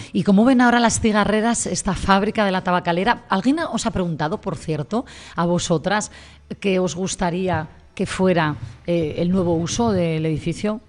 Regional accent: Gijón, Asturias, Spain; quienes somos de Gijón

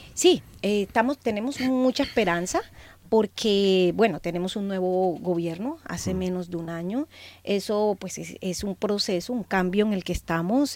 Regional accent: Colombia; also born or lived in Barranquilla / Sucre; como colombianos y colombianas somos un pueblo que es organizado

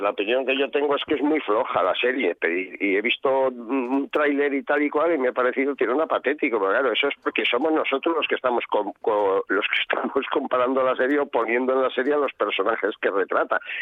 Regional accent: Valladolid area, Castile and León, Spain; por la zona donde yo nací y vivo

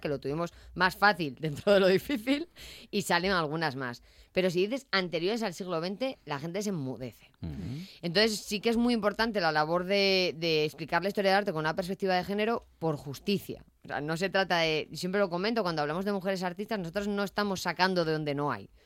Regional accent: Avilés, Asturias, Spain; yo soy de Yaranes

